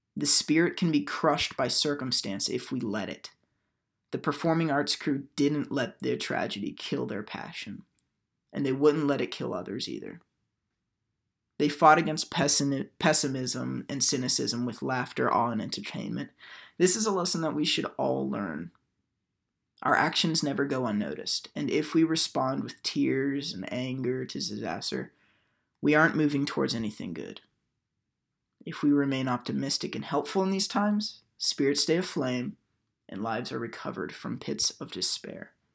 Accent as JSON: {"language": "English", "town": "Houston", "region": "Texas", "country": "United States", "tie": "born or raised there", "moved": "as an adult", "said": "Hurricane Harvey hit my hometown of Houston, Texas"}